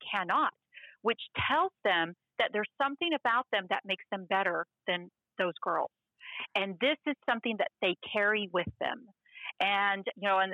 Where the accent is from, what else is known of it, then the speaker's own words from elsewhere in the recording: Waco, Texas, United States; my hometown, Waco